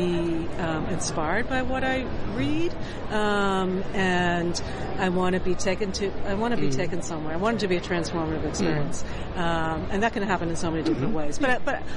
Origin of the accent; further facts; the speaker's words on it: New York, United States; an ethnocentric New Yorker